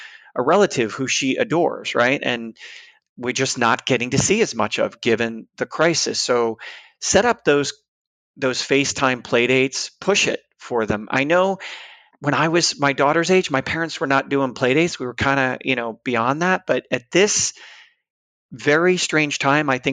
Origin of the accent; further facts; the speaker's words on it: New York, United States; also born or lived in San Francisco; now in Boston, United States; I'm from the East Coast, New York, originally